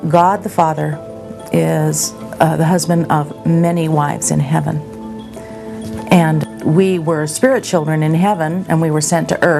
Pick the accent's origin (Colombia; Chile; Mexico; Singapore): Mexico; Colonia LeBaron, Chihuahua; I was raised in Colonia LeBaron in Mexico.